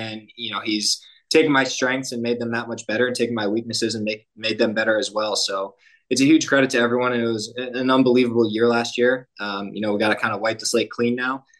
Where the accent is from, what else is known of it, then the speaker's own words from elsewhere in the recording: Storrs, Connecticut, United States; now in San Antonio, United States; I'm from Storrs, Connecticut. It's a small town up in Connecticut, right where the university is.